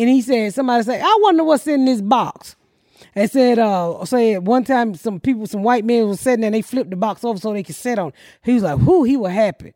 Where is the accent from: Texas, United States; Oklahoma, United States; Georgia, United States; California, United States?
Georgia, United States; Atlanta; now in Plainfield, United States; Kaepernick just went to my hometown